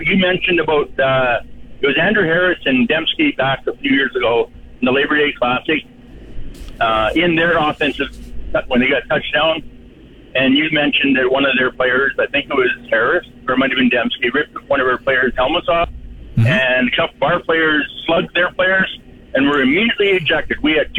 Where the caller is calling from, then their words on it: Kyle, Saskatchewan, Canada; I'm calling you from Kyle.